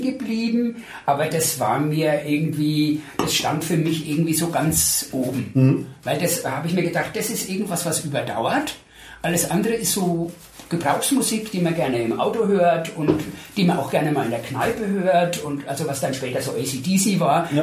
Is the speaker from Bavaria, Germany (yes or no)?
yes; Coburg, Bavaria, Germany; moved away as an adult; also born or lived in Ostheim vor der Rhön; now in Würzburg, Germany; ich habe in Coburg äh, mein Abitur gemacht und bin ah. aber eigentlich gebürtig aus der Rhön